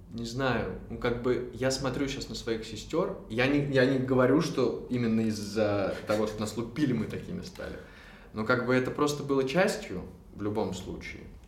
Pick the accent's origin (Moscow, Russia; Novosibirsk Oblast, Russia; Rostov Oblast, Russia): Moscow, Russia; я из Москвы, мы все из Москвы